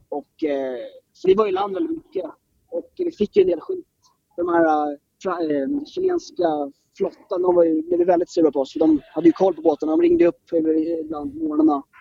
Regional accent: Stockholm, Stockholm County, Sweden; kommer från norra Stockholm

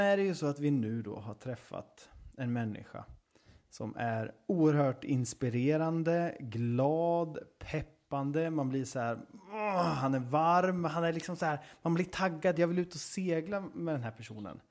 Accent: Östergötland, Sweden; accent: Östgötska; den här östgötskan som jag har

